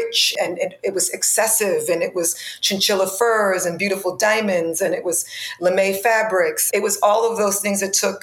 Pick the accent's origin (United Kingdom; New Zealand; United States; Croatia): United States; New York City, New York; I grew up in the Bronx, in the South Bronx.